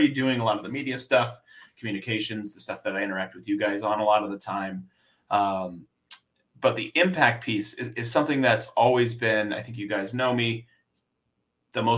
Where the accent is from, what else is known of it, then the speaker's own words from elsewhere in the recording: South Florida, United States; moved away; also born or lived in Philadelphia; I grew up in Florida, South Florida.